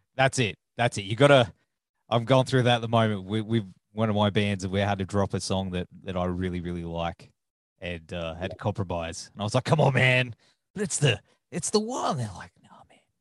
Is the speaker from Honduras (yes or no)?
no; Australia; I'm Australian